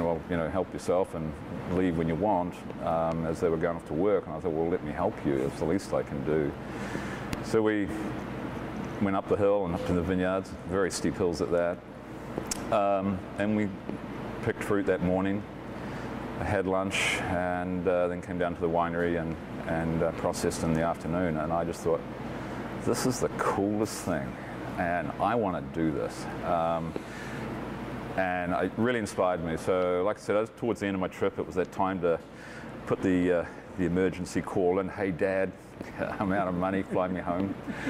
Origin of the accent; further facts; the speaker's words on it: Auckland, New Zealand; moved away as an adult; now in Eugene, United States; I grew up in West Auckland, and at the time it was the biggest wine region.